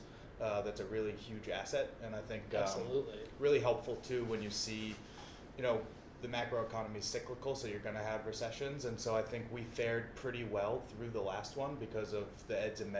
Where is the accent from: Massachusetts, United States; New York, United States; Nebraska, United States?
Massachusetts, United States; Holden; I grew up in Holden, so just down the road off of Salisbury Street.